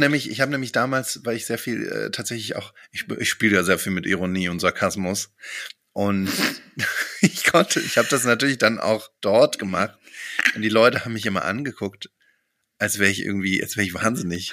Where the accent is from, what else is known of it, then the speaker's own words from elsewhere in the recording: Germany; als Deutsche